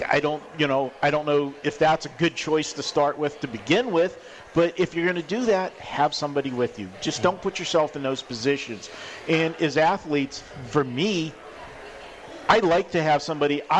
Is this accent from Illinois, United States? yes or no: no; Pittsburgh, Pennsylvania, United States; now in Las Vegas, United States; I came from Pittsburgh and I lived in you know rural area